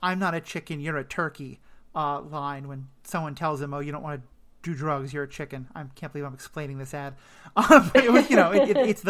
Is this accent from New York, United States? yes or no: yes; New York City, New York, United States; also born or lived in Brooklyn; I grew up in the heart of New York City